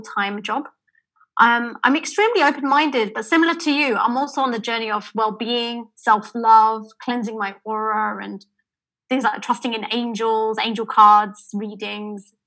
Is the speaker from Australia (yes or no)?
no; London, United Kingdom; I'm British born.